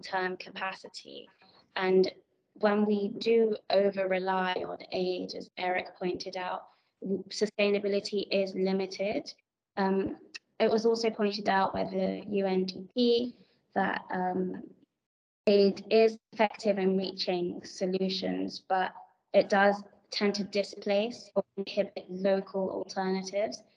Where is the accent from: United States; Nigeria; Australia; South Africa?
Nigeria; I'm African, I'm Nigerian, and I work in Africa for Africans.